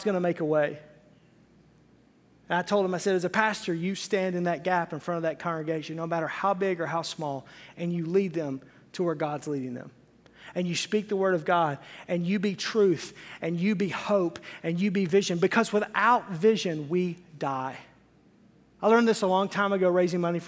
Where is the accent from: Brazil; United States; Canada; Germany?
United States; Arkansas; I was raised in Arkansas